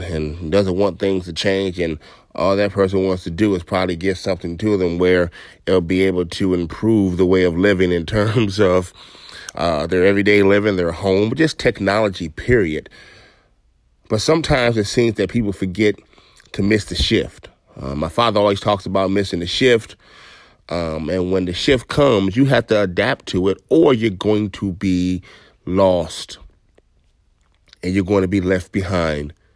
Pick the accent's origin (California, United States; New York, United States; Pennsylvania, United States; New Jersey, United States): New York, United States; My mother lived in New York while I was born in New York